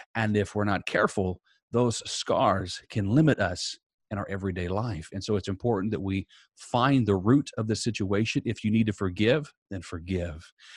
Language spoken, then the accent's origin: English; Southern Indiana, United States; now in Tampa, United States; I am originally from Southern Indiana. I now live in Tampa, Florida